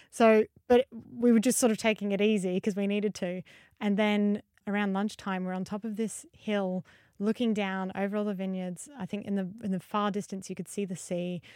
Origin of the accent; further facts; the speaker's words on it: Adelaide, South Australia, Australia; I'm from Adelaide in Australia.